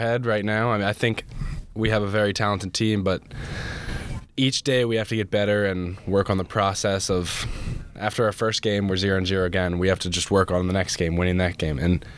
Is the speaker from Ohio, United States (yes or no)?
no; Carroll County, Maryland, United States; I grew up in Carroll County, Maryland.